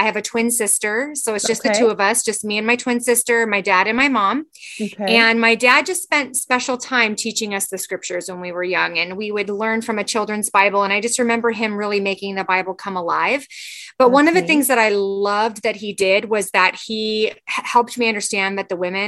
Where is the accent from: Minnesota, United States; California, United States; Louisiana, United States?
California, United States; moved away as an adult; now in Washington, United States; I grew up in California